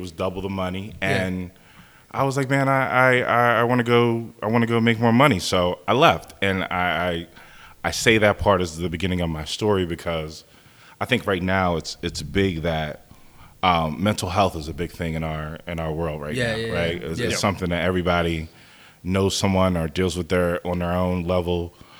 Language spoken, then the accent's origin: English; Bristol, Pennsylvania, United States; I grew up in Bucks County, Bristol.